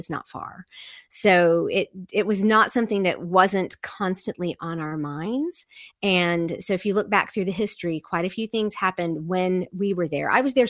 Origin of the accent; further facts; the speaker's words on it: Texas, United States; also born or lived in Seoul, South Korea; now in Virginia, United States; Yeah, I grew up as a Texan. I grew up overseas, but I was a Texan from the day I was born until I spent most of my life in Virginia. So I'm over on the East Coast now.